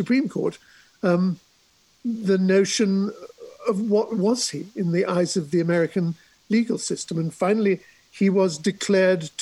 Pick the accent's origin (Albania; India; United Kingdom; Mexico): United Kingdom; England; moved away as an adult; also born or lived in Hong Kong; now in Dutchess County, New York, United States